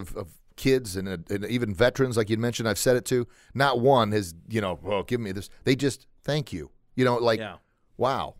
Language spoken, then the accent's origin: English; Granite City, Illinois, United States; I grew up on a farm outside of Granite.